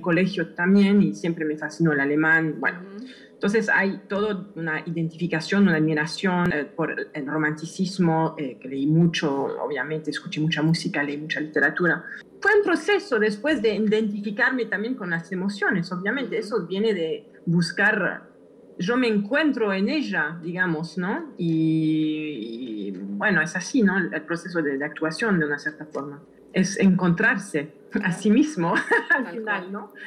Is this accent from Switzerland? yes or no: yes; Switzerland; moved away; crecí en Suiza